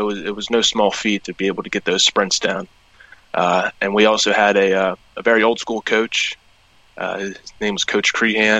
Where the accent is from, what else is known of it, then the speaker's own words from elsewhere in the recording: Cumberland, Maryland, United States; I'm from Cumberland, Maryland. I played at Fort Hill High School